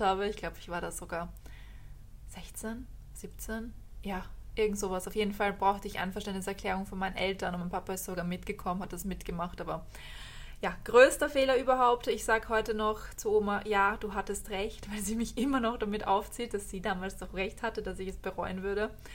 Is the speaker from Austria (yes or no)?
yes; Austria; wie man bei uns in Österreich sagt